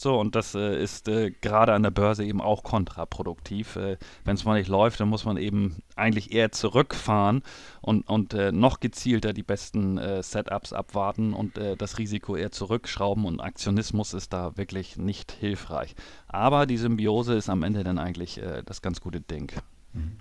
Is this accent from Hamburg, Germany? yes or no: yes; Hamburg, Germany; ich bin geboren in Hamburg